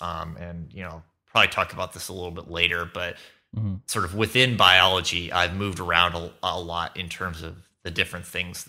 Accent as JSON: {"language": "English", "town": "Irvine", "region": "California", "country": "United States", "tie": "born or raised there", "said": "I grew up in Southern California, in Irvine. I went to a Catholic school, Santa Margarita Catholic High School, in Orange County."}